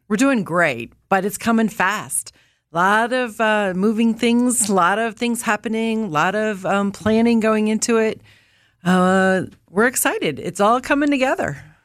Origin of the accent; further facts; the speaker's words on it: Indiana and Illinois, Midwest, United States; I'm a Midwesterner from Indiana and Illinois